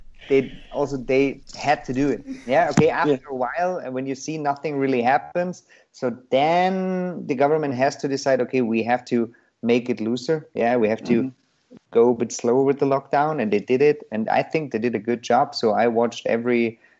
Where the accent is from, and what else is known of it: Germany; born or raised there